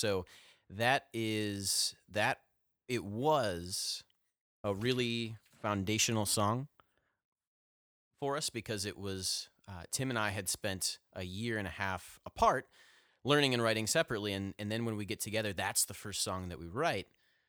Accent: Ohio, United States; now in Nashville, United States; when I moved down here to Nashville from Northeast Ohio, where we all hail from, the greater northern, eastern, northeastern Ohio area.

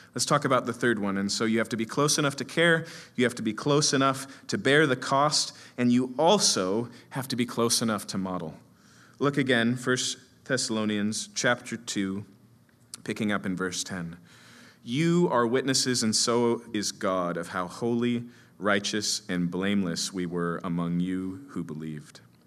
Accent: Seattle, Washington, United States; I come from Capitol Hill, Seattle

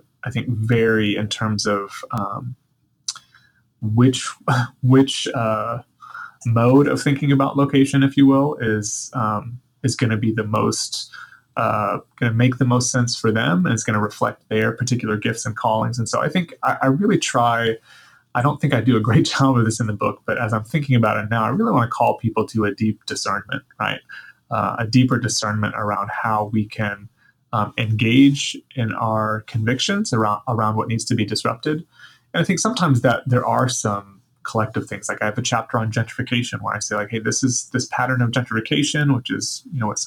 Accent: the Bible Belt in the South, United States; now in Seattle, United States; I grew up in the Bible Belt in the South

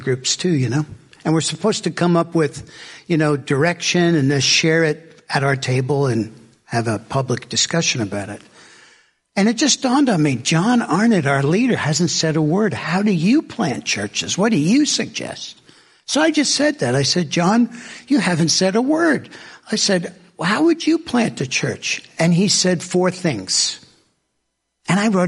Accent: southern Alabama, United States; I'm from Alabama, and I'm southern Alabama, and I'm 20 minutes from the ocean where I live

